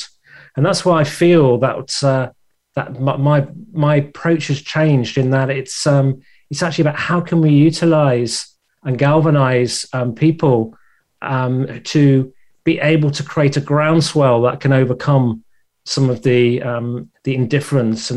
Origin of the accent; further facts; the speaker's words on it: England, United Kingdom; accent: English; my English, my accent